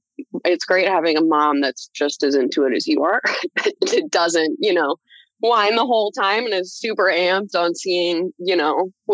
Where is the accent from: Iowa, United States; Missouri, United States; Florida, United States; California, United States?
Iowa, United States; now in Minnesota, United States; cause I'm from Iowa. And the following years after that, we did come up to Minnesota, which is where I ended up living. I live here now.